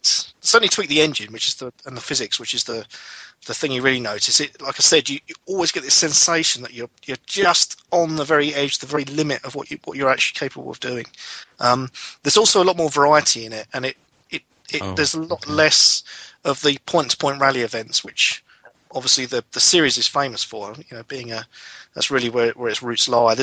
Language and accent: English; United Kingdom; I'm a Brit